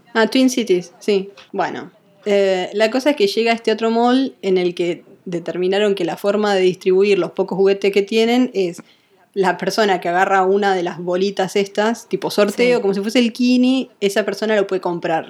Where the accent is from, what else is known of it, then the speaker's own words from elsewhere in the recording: Rosario, Santa Fe, Argentina; also born or lived in Córdoba, Argentina; now in United States; yo soy rosarina y pasé siete años en Córdoba